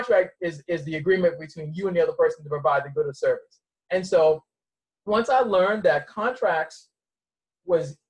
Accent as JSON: {"language": "English", "town": "Boston", "region": "Massachusetts", "country": "United States", "tie": "born or raised there", "also_born_or_lived": "Mount Olive, North Carolina", "said": "I was raised in Boston and spent my summers in North Carolina"}